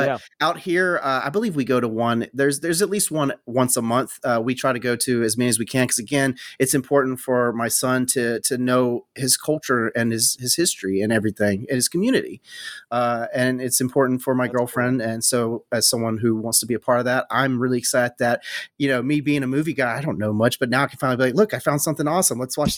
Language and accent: English; the South, United States; I'm white bread from the South.